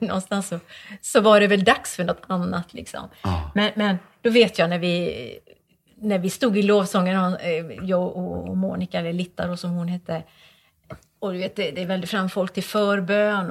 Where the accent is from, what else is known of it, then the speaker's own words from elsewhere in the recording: Borås, Västra Götaland, Sweden; Borås är ju min hemstad